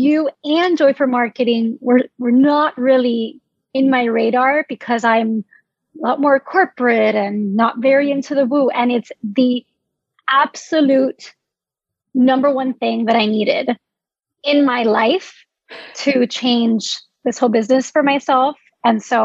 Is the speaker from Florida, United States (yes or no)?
yes; Miami, Florida, United States; I am from Miami, Florida.